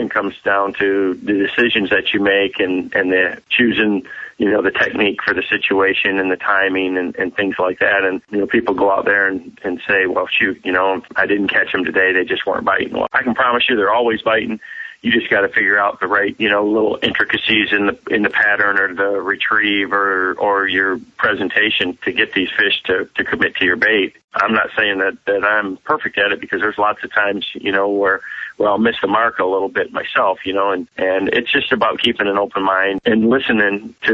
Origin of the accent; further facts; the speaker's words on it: Michigan, United States; growing up in Michigan and fishing, you know, all over the state where we have a big diversity in water